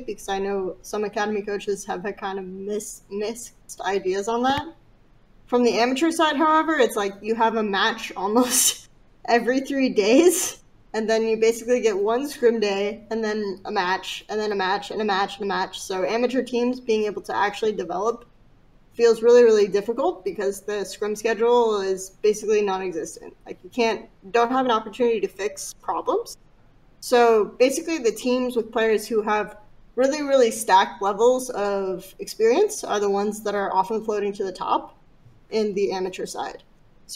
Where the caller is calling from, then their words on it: Los Angeles, California, United States; I am calling from Los Angeles, California